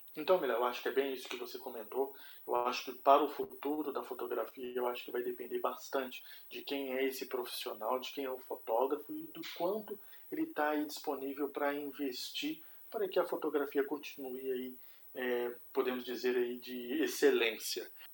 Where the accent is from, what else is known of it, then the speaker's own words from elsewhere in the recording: Belo Horizonte, Minas Gerais, Brazil; now in Curitiba, Brazil; Sou mineiro, nascido em Belo Horizonte, mas moro aqui em Curitiba há 13 anos, então me considero aí um curitibano de carteirinha